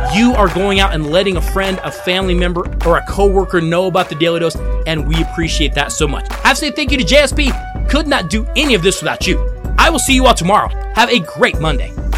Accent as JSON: {"language": "English", "town": "Denver", "region": "Colorado", "country": "United States", "tie": "born or raised there", "said": "the Denver Nuggets, my hometown team"}